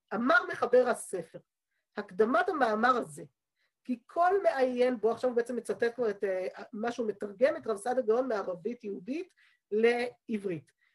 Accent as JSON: {"language": "Hebrew", "town": "Jerusalem", "region": "Jerusalem District", "country": "Israel", "tie": "born or raised there", "said": "בעיר העתיקה, איפה שגדלתי, יש בית כנסת קראי עד היום"}